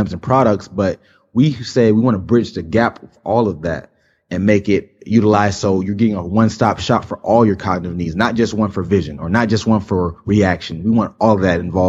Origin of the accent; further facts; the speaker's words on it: South Florida, United States; I've lived in South Florida my whole life